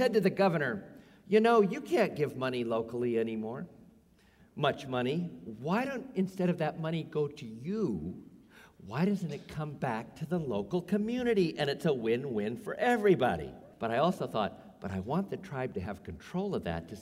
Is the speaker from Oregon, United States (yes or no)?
no; Santa Rosa, California, United States; also born or lived in Los Angeles; I was Native Son in Santa Rosa